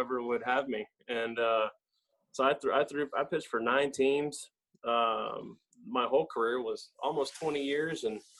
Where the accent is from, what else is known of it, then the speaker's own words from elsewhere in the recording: East Cobb, Georgia, United States; I grew up in East Cobb